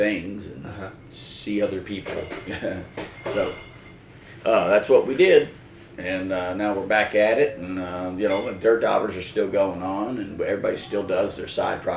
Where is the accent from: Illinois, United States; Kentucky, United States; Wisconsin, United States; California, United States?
Kentucky, United States; Paducah; Paducah, Kentucky, actually, that's my hometown